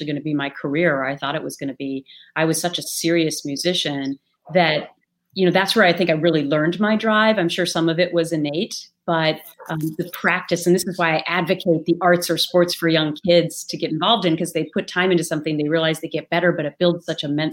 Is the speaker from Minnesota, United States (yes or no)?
yes; Minnesota, United States; accent: Minnesota; my Minnesota accent